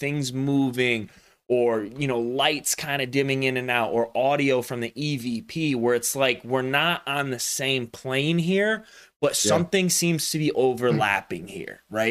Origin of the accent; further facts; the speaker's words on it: the South, United States; I grew up in the South